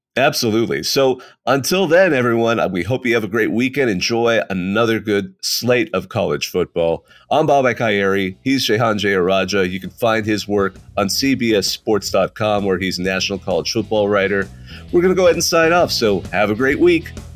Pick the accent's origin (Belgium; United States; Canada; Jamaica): United States; West Coast; moved away; I grew up on the West Coast